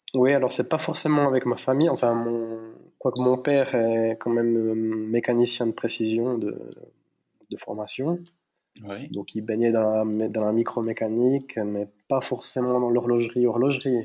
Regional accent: between La Chaux-de-Fonds and Neuchâtel, Neuchâtel Mountains, Switzerland; je suis d'origine hispanique par mes parents, mais bah, moi je suis né en Suisse, dans les montagnes neuchâteloises, donc euh, entre La Chaux-de-Fonds et Neuchâtel

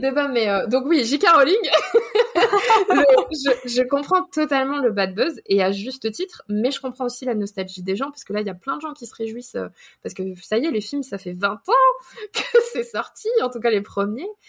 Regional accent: France; moved away as an adult; now in United States; En tant que Français ou Européen

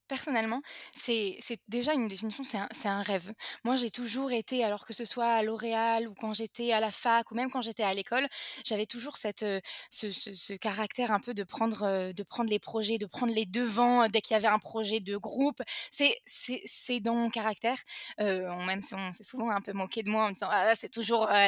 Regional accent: France; now in Israel; j'ai 28 ans, je suis française, je suis née en France, mais je suis aujourd'hui en, Israël.

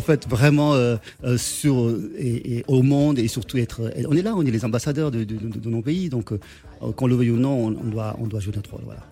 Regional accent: Senegal; moved away; Je suis sénégalais

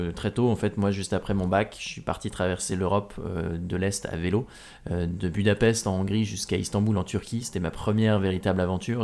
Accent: Normandy, France; now in Paris, France; je suis un enfant de la Normandie, je vis maintenant euh, à Paris, mais j'ai grandi en Normandie.

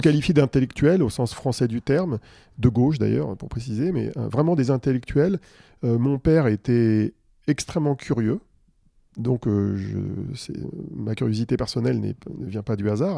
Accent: Île-de-France, France; also born or lived in Suresnes / Paris / Neuilly-sur-Seine; je suis né à Suresnes, à l'hôpital Foch. C'est pas très loin, hein, c'est en région parisienne. Et j'ai habité, euh, j'ai toujours habité en Ile-de-France

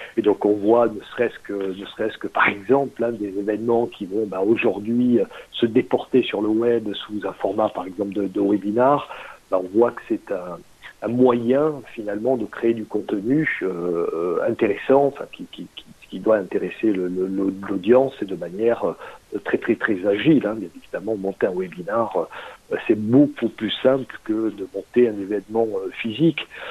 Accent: Marseille, Provence-Alpes-Côte d'Azur, France; also born or lived in Toronto, Canada; Je suis, je suis marseillais

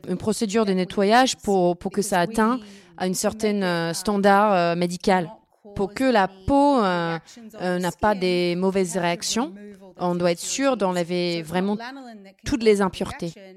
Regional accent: Australia

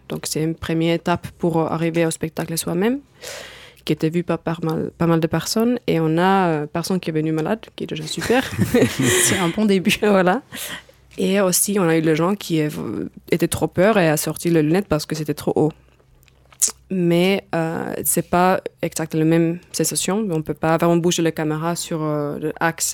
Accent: Finland; French is a second language; now in France; je viens de Finlande, d'où aussi mon petit accent

